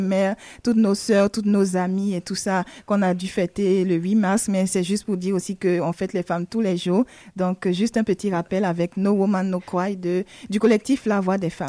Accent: Côte d’Ivoire; mon pays, chez moi, en Côte d'Ivoire

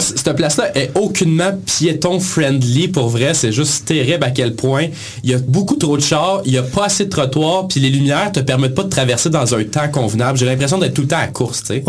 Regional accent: Granby, Quebec, Canada; on vient de Granby

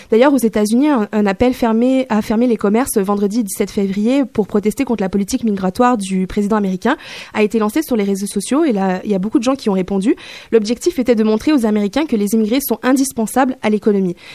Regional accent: Guinea; moved away; also born or lived in Hanoi, Vietnam; J'ai grandi en Guinée-Conakry, mais après, il y avait la guerre au Sierra Leone et la frontière était envahie de rebelles, donc on a quitté pour Hanoï, c'est au Vietnam.

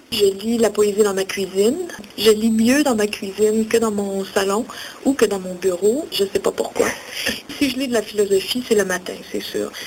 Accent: Outaouais, Quebec, Canada; moi, je viens de l'Outaouais

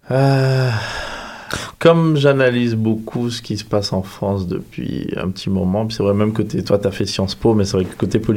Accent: Guadeloupe; moved away as an adult; Je viens des Antilles, je suis

